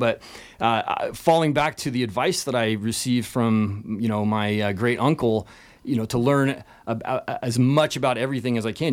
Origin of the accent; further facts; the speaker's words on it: Leavenworth, Washington, United States; I was born in Leavenworth, And this is a Bavarian village up in, uh, the Washington, central Washington area